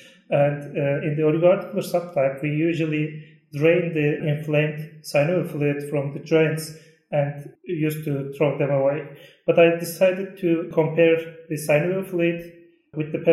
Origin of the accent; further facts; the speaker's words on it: Turkey; from Turkey